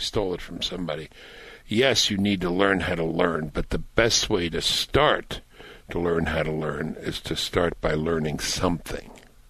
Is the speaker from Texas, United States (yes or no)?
no; New York City, New York, United States; child growing up in Brooklyn